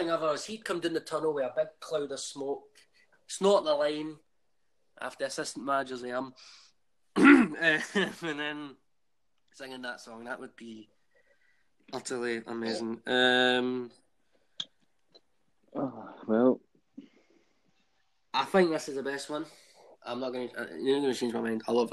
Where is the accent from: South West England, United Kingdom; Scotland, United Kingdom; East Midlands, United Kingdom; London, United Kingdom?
Scotland, United Kingdom; Glasgow; I'm from Maryhill originally. My pap used to drag me there as a child